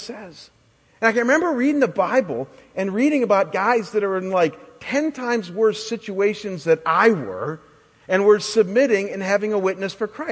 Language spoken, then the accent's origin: English; Chagrin Falls, Ohio, United States; moved away; I was back in my hometown of Chagrin getting a summer job